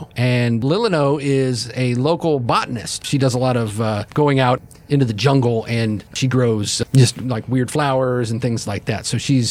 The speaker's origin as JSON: {"language": "English", "region": "Michigan", "country": "United States", "said": "I'm from Michigan, okay? It's never this hot."}